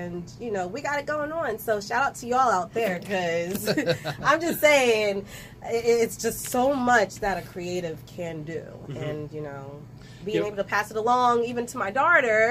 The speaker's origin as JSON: {"language": "English", "town": "Ewing", "region": "New Jersey", "country": "United States", "tie": "born or raised there", "also_born_or_lived": "Trenton, New Jersey", "said": "I may have been born in Trenton, raised in Ewing, but technically a lot of me is in Trenton"}